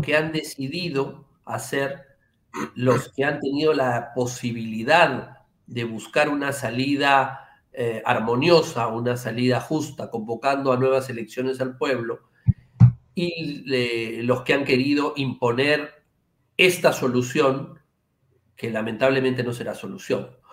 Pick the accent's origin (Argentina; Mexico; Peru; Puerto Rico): Peru